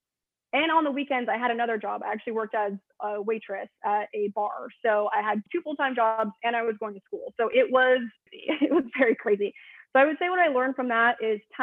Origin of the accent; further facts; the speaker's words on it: Burbank, California, United States; also born or lived in Arizona; I grew up in Burbank, which is, you know, the city of where all the studios are